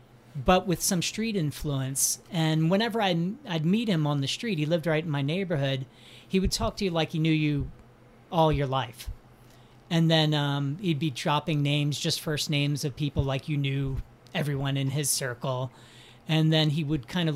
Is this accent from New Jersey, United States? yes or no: yes; New Jersey, United States; moved away as an adult; also born or lived in Philadelphia, Pennsylvania / Chicago; now in Los Angeles, United States; Originally born in Philly, raised in South Jersey, then spent some of my adult life in Center City